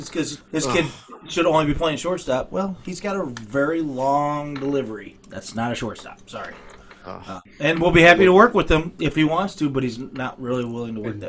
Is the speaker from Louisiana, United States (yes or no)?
yes; Louisiana, United States; And I'm Cajun. Cajun.